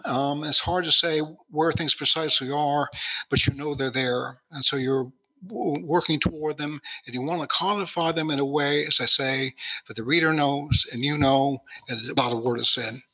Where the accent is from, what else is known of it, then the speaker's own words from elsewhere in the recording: Los Angeles, California, United States; growing up in Hollywood